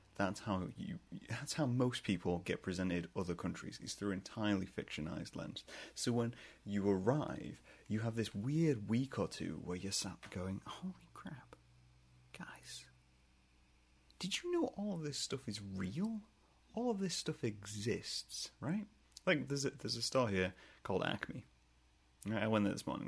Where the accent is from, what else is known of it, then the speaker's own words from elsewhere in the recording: England, United Kingdom; moved away as an adult; now in United States; I'm, I'm from England. I'm from the UK